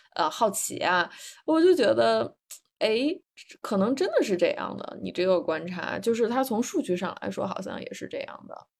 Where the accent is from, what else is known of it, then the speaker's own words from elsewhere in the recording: northern China, China; moved away as an adult; also born or lived in Beijing / Singapore / New York; now in San Francisco Bay Area, United States; 我还是一个北方长大的孩子，习惯，嗯，有春夏秋冬四季